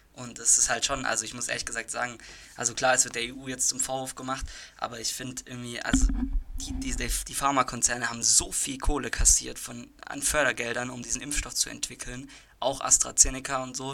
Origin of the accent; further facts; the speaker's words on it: Germany; bei uns in Deutschland